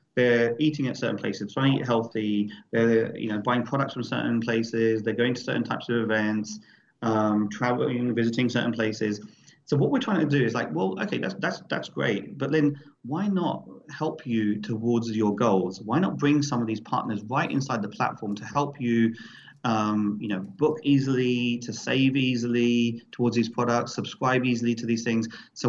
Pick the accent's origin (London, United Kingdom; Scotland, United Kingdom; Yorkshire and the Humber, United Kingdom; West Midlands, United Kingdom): London, United Kingdom; every single record has history, especially as a DJ growing up in London.